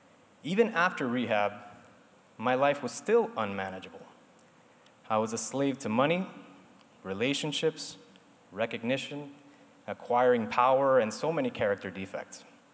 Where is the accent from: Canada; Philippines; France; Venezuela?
Venezuela; Caracas, Capital District; also born or lived in Argentina / Spain / New York / Miami; I'm originally from Caracas, Venezuela, and grew up in many places, such as Argentina, Spain, New York, Miami, Denver, and Panama.